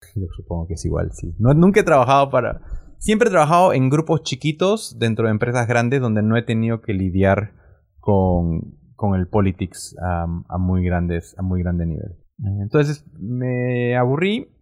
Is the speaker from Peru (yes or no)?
yes; Peru; nací en Perú